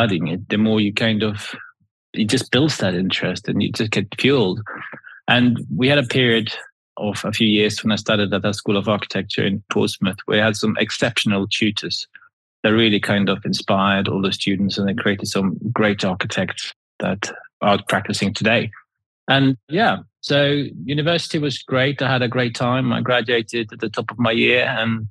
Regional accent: Sweden; now in New Forest, United Kingdom; I grew up in Sweden.

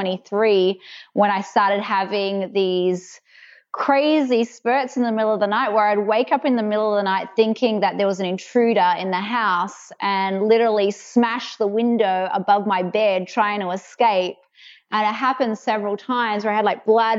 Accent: Perth, Western Australia, Australia; accent: mainly Australian, a bit American; moved away as an adult; now in United States; I was born in Perth, Western Australia. So I think I have a bit of a mix of Australian and a little bit of American because I have been here for 12 years, but it's mainly Australian.

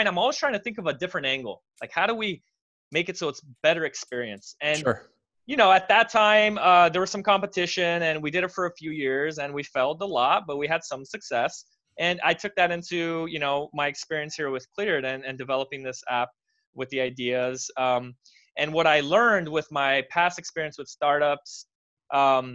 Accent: United States; I was born in America. My parents are Romanian

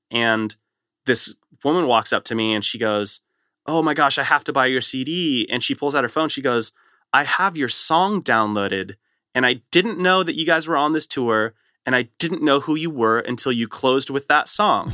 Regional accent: Southern California, United States; I grew up in Southern California

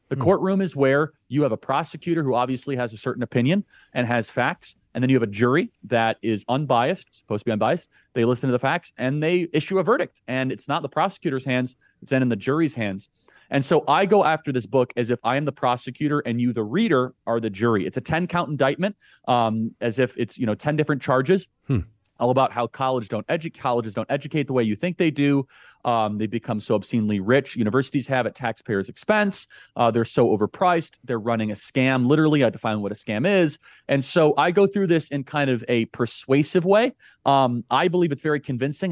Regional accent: Chicago, Illinois, United States; I grew up in the suburbs of Chicago. Uh, went to Wheeling High School

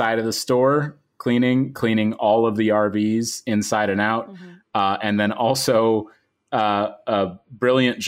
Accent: Midwest, United States; I am from the Midwest

